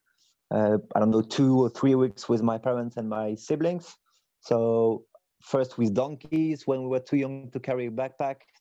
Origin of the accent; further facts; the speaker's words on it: near Paris, Île-de-France, France; accent: French; English is a second language; I actually worked in my family organic supermarket near Paris, where I spent like most of my teenage and adult years. So I'm French. Maybe you can hear it in my accent